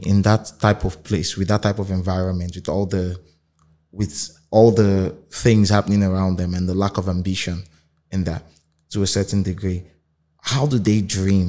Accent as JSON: {"language": "English", "town": "Port Harcourt", "region": "Rivers State", "country": "Nigeria", "tie": "born or raised there", "said": "I grew up in Port Harcourt. I was born in Port Harcourt all over."}